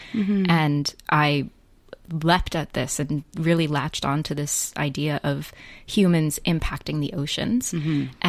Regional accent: New York, United States; I grew up in New York

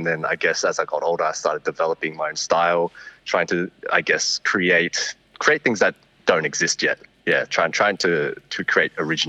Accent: Parramatta, New South Wales, Australia; I was born and raised in Parramatta. Mm-hmm. Sort of Western Sydney

